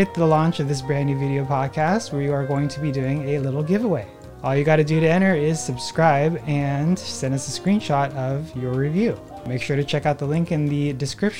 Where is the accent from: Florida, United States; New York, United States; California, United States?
California, United States; Newport Beach; also born or lived in Hawaii / Los Angeles; Newport Beach, which is where I grew up